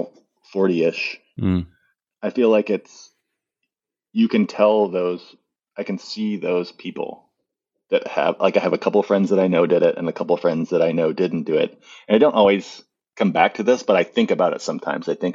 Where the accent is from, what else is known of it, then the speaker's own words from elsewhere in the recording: Missouri, United States; So I grew up in Missouri and there is a beef farm in my family.